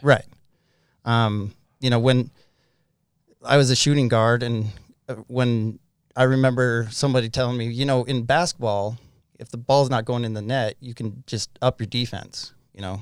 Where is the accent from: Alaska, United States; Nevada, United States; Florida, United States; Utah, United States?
Utah, United States; Farmington; also born or lived in Hong Kong; I grew up in Farmington, Utah. Um, haven't moved much